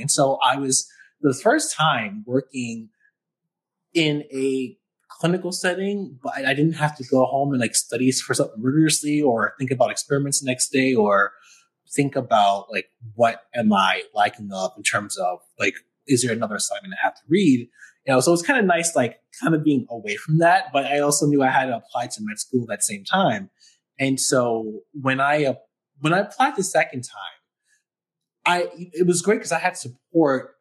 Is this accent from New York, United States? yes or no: yes; New York City, New York, United States; moved away as an adult; also born or lived in Buffalo, New York; now in Syracuse, United States; I'm from New York City, like the Bronx originally